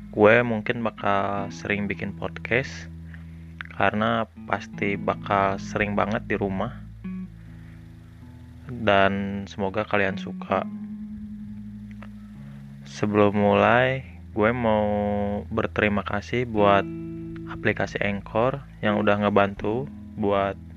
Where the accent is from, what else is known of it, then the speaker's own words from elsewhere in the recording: Bandung, West Java, Indonesia; halo, gue orang asli Bandung, warga asli kota Bandung, lahir di Bandung tahun 97, gue anak tunggal.